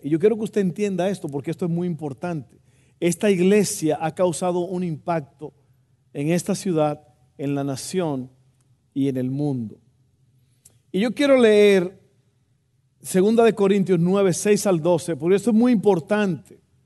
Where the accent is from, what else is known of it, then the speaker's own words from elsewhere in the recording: Santo Domingo, Dominican Republic; also born or lived in Texas; now in United States; cuando yo estaba creciendo allá en Santo Domingo